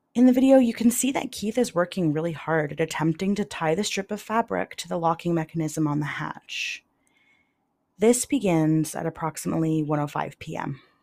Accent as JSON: {"language": "English", "town": "London", "region": "Ontario", "country": "Canada", "tie": "born or raised there", "said": "my hometown of London, Ontario"}